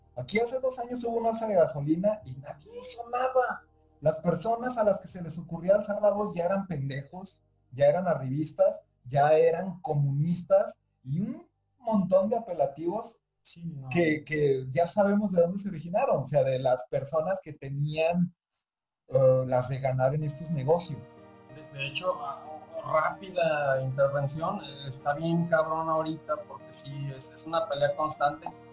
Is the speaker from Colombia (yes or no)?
no; Mexico; Mexicanos, somos muy apáticos